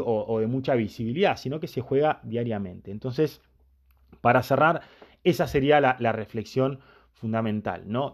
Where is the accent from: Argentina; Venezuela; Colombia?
Argentina; yo nací y me crié en Argentina, tengo un montón de elementos asimilados a mi vida que son culturales